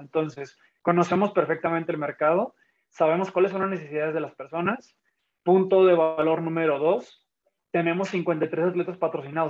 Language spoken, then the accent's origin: Spanish; Tijuana, Baja California, Mexico; moved away; also born or lived in Guanajuato; yo nací en Tijuana